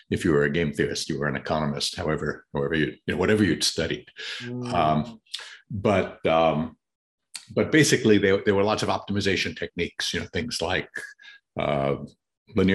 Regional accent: New York City, New York, United States; accent: Queens English; I grew up in New York City

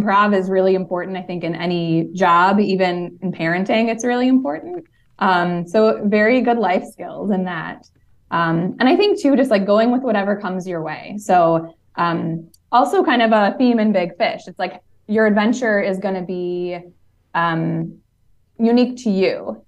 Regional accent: Cleveland, Ohio, United States; moved away as an adult; also born or lived in New York; now in Chicago area, United States; I'm originally from Cleveland

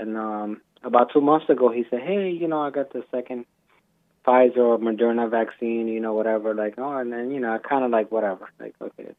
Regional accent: New York City, New York, United States; I grew up in the Bronx.

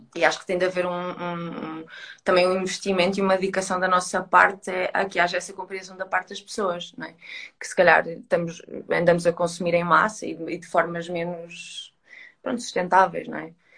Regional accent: Coimbra, Centro, Portugal; now in Lisbon, Portugal; eu estou em Lisboa e eu sou de Coimbra, ou seja, não estou com a minha família

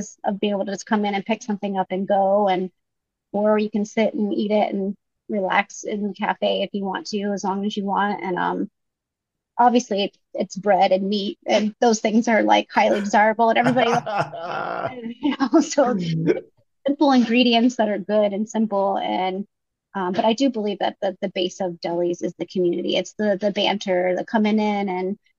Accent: South Florida, United States; moved away; I'm from South Florida, which I grew up with a lot of Jewish delis.

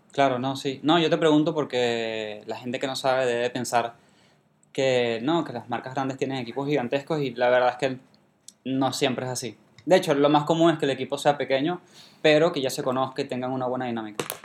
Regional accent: Venezuela; moved away; soy de Venezuela

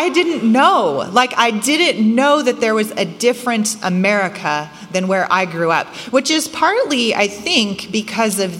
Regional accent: Bay Area, California, United States; moved away as an adult; also born or lived in Indiana; I grew up in California on the West Coast in the Bay Area during the tech boom, right, of the late 80s and 90s

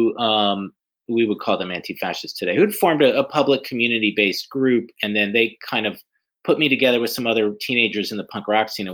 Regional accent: Atlanta, Georgia, United States; I grew up in Atlanta

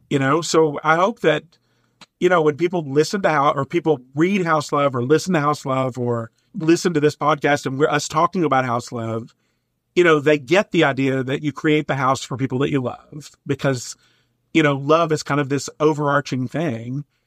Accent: Eastern Kentucky, United States; now in Minnesota, United States; I grew up in Eastern Kentucky, which I think is one of the most beautiful places on the planet.

